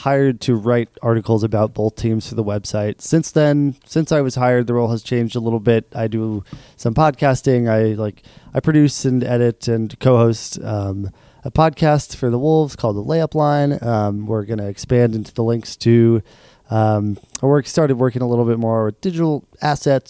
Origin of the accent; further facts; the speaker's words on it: Portland, Oregon, United States; now in Minnesota, United States; So I grew up in Portland, Oregon, not Portland, Maine